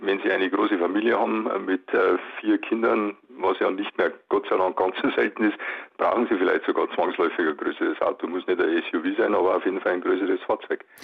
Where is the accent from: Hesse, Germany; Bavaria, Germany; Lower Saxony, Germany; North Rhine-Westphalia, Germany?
Bavaria, Germany; wir sind in Bayern